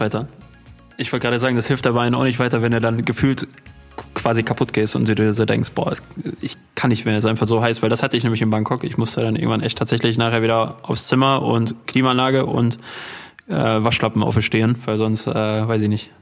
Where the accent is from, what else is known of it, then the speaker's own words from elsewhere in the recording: Dortmund, North Rhine-Westphalia, Germany; wir kommen ja aus, aus Dortmund